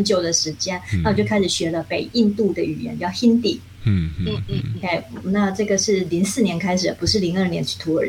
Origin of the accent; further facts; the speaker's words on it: Taiwan; first language Hakka; 我在有读幼稚园以前，我不会讲所谓的华语，我只会讲客语跟跟台语。